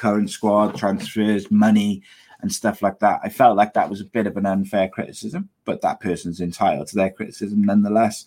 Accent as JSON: {"language": "English", "area": "Welsh", "region": "Wales", "country": "United Kingdom", "said": "I'm Welsh"}